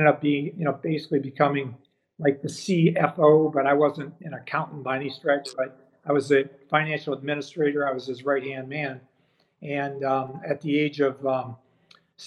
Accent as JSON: {"language": "English", "town": "Lorain", "region": "Ohio", "country": "United States", "tie": "born or raised there", "said": "I grew up in Lorain, Ohio, which is on the west side of Cleveland."}